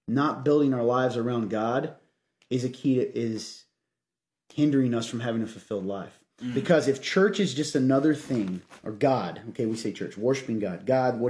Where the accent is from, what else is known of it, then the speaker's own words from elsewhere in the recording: Kentucky, United States; moved away; I'm from Kentucky originally